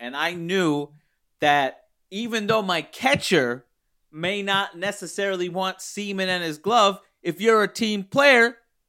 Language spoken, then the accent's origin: English; Baltimore, Maryland, United States; I was raised in Pigtown, of course. I didn't think I'd leave Pigtown.